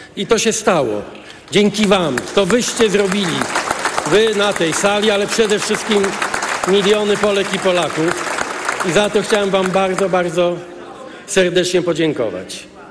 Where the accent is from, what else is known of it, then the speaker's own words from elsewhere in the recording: Gdańsk, Pomeranian Voivodeship, Poland; zobaczyłem, co znaczy polityka w Gdańsku w latach 70., jako dzieciak w grudniu 70 roku, jako student